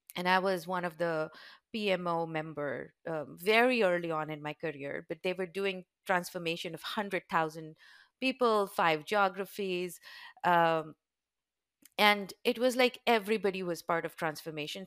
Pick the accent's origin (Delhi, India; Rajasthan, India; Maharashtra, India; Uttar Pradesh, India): Rajasthan, India; Udaipur; So, I was very fortunate to grow up in a very beautiful, small, touristy town. It's called Udaipur